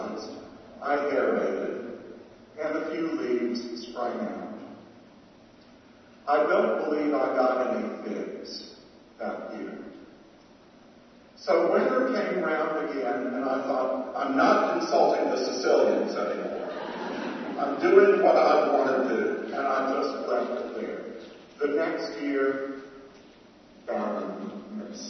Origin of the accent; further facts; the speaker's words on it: Atlanta, Georgia, United States; moved away; having grown up in the South